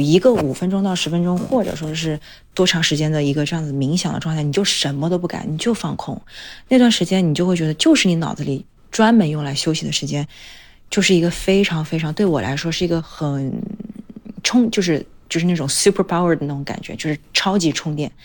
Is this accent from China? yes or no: yes; Changsha, Hunan, China; moved away as an adult; also born or lived in Beijing; 因为我之前在长沙长大嘛